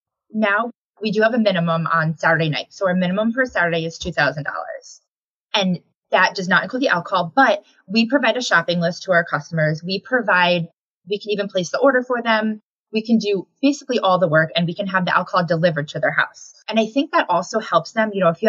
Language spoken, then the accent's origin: English; Connecticut, United States; I was born and raised in Connecticut, so we have family here.